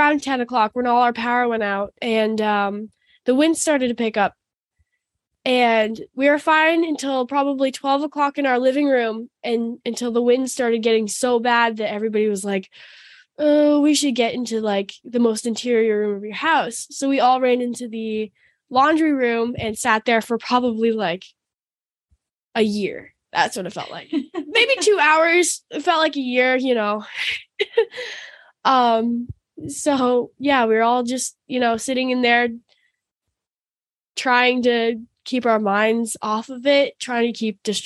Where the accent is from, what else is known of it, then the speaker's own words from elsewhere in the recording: Florida, United States; we're from Florida